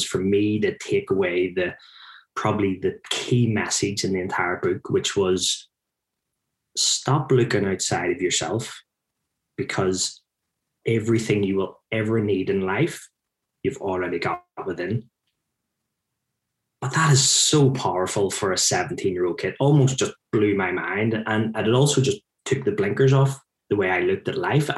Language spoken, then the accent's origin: English; Belfast, Northern Ireland, United Kingdom; moved away; my accent, that's me growing up in Belfast in the 70s and 80s